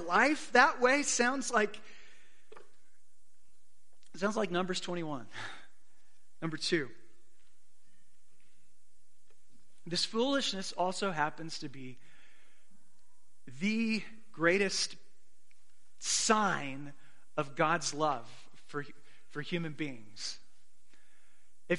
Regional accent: Arizona, United States; I grew up in Arizona

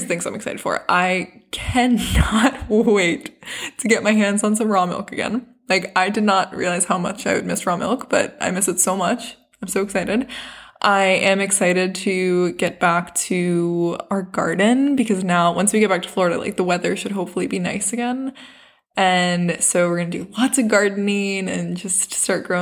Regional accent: South Africa; now in United States; we are from South Africa

